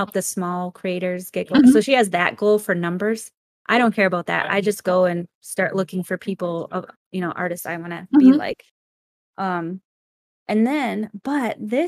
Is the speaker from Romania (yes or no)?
no; Minnesota, United States; moved away; I'm originally from Minnesota